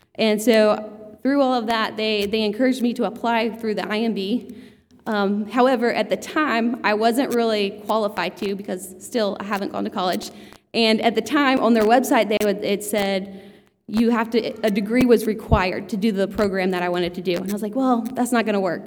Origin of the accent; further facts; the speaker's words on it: Georgia, United States; I grew up in Georgia, like my whole life